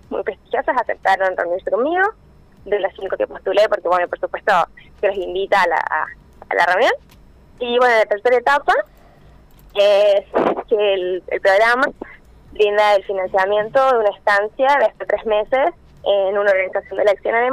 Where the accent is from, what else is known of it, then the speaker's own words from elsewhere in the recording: Villa del Rosario, Córdoba, Argentina; Sí, soy de Villa del Rosario.